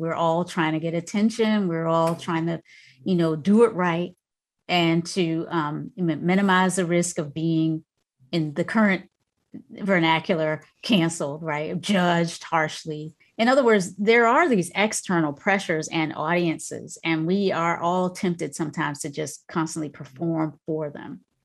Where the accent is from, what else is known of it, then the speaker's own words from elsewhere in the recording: North Carolina, United States; moved away; also born or lived in Virginia; that little house I grew up in North Carolina, grew up in in North Carolina or spent a lot of time in, raised with my grandmother